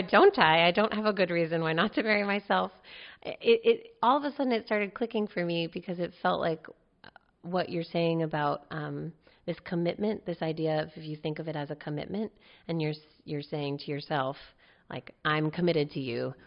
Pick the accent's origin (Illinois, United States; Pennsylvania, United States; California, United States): California, United States; Palo Alto; also born or lived in New York / North Berkeley; now in Berkeley, United States; I grew up in Palo Alto, and right now I live in North Berkeley